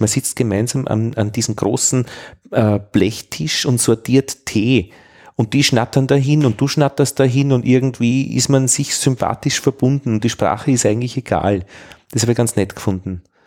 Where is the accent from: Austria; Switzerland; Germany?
Austria; Vienna; als, als Wiener